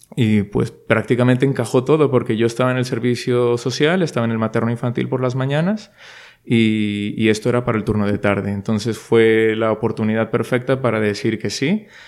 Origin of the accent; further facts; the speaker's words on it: Monterrey, Nuevo León, Mexico; first language Spanish; moved away as an adult; now in Madrid, Spain; los que somos de Monterrey y hemos estado siempre pues en casa de los padres